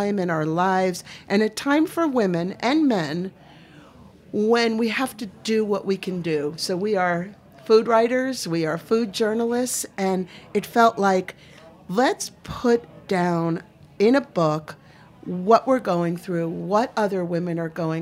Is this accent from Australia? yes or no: no; Maine, United States; I'm from Maine